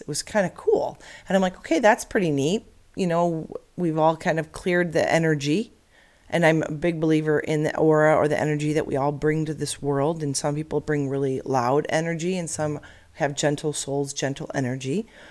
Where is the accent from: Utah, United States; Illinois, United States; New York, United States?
Illinois, United States; now in Arizona, United States; I grew up in Illinois, and like most every little girl, we dreamed of having a pony in the suburbs of Chicago